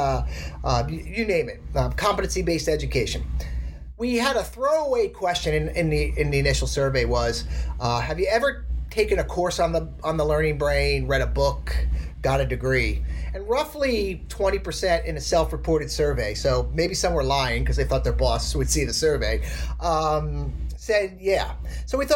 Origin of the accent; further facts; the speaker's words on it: outside New York City, United States; I grew up outside New York City